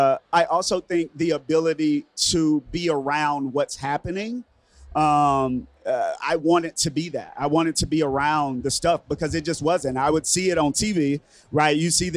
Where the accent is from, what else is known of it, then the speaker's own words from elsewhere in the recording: Winston-Salem, North Carolina, United States; moved away as an adult; now in New York, United States; I'm an artist first. I come from North Carolina. Winston-Salem, North Carolina.